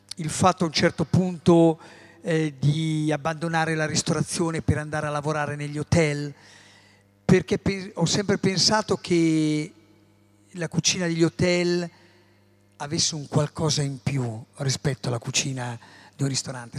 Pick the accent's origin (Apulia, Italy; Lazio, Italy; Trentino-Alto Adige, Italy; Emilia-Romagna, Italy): Emilia-Romagna, Italy; io sono emiliano. Nasco in un paese, in un posto dove la pasta